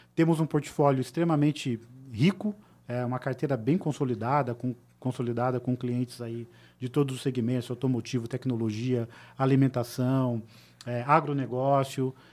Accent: Tatuí, São Paulo, Brazil; also born or lived in Sorocaba; eu vim da cidade de Sorocaba, na verdade, a minha família é de Tatuí, né, uma cidade bem pequenininha, próxima de São Paulo.

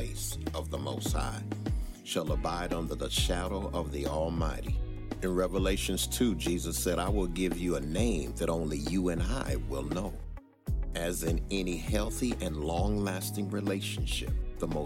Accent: Bridgeport, Connecticut, United States; eventually moved up to Bridgeport, Connecticut, where he met and married my mother. It was there that I was born

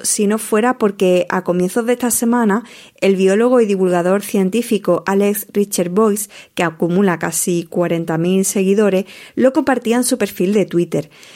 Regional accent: Almonte, Andalusia, Spain; en mi tierra, más concretamente en la playa de Matalascaña

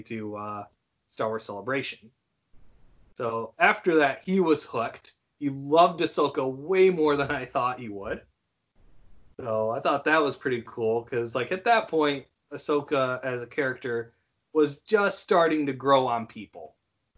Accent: Howard City, Michigan, United States; also born or lived in Grand Rapids; I moved out of my hometown of Howard City, and then entered into Grand Rapids

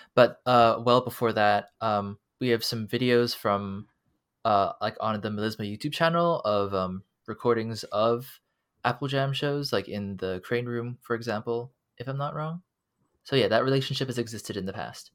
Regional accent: Hong Kong; moved away as an adult; now in United States; I am an international student, and, um, I come from Hong Kong

